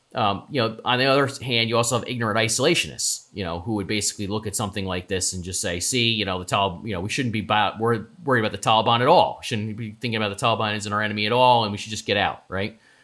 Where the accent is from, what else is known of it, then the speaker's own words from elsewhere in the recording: United States; you and I are proud Americans